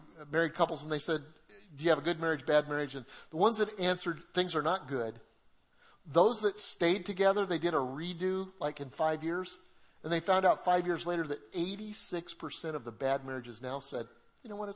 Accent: Colorado, United States; moved away; Debbie and I, we're from Colorado

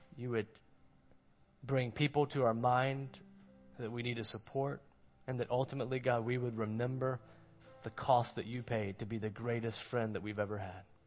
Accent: Moncks Corner, South Carolina, United States; now in Mount Pleasant, United States; I'm from Monk's Corner

